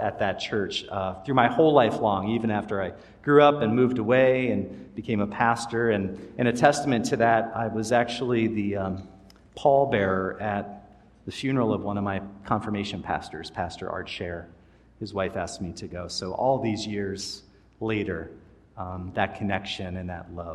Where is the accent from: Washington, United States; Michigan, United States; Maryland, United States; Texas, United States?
Maryland, United States; the church I grew up in Maryland